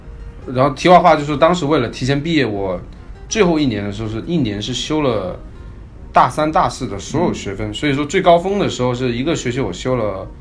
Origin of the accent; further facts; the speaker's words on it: Chaozhou, Guangdong, China; also born or lived in Seattle; now in United States; 我是一个潮州人